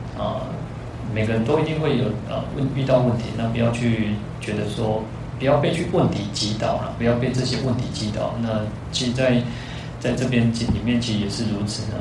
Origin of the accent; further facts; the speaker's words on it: Taiwan; also born or lived in Kaohsiung; 我们那个台湾人，台湾人因为我们 讲，我们去是讲台语嘛